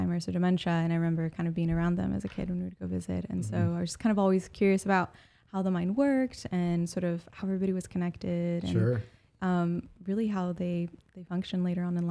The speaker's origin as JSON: {"language": "English", "region": "Iowa", "country": "United States", "tie": "born or raised there", "also_born_or_lived": "Des Moines, Iowa / Las Vegas, Nevada", "moved": "as an adult", "lives_now": "Oklahoma City, United States", "said": "I grew up in Iowa. I was born and raised there."}